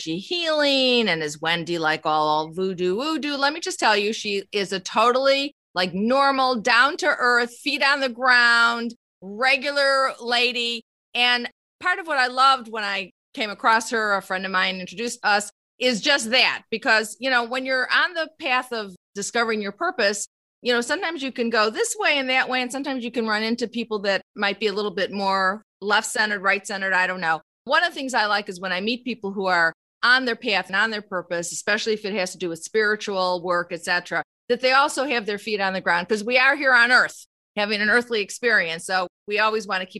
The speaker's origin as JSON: {"language": "English", "town": "Chicago", "region": "Illinois", "country": "United States", "tie": "born or raised there", "said": "I grew up on the South Side of Chicago"}